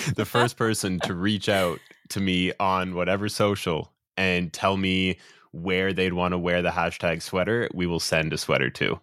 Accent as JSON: {"language": "English", "town": "Toronto", "region": "Ontario", "country": "Canada", "tie": "born or raised there", "said": "born and raised in Toronto, Canada."}